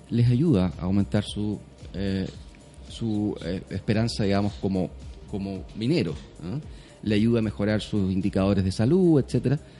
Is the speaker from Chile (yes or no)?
yes; southern Chile, Chile; born or raised there